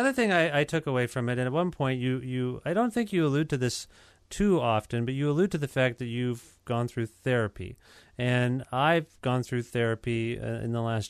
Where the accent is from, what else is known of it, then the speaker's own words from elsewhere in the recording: India; You know, I'm an Indian guy.